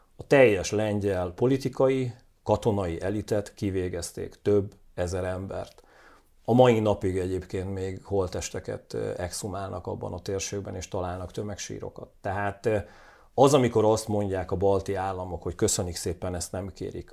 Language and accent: Hungarian; Hungary